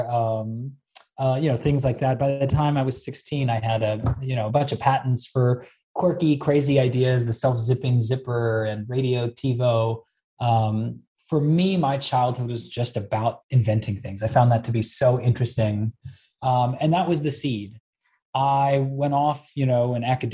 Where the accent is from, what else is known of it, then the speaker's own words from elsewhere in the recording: Bay Area, California, United States; I was born and raised in the Bay Area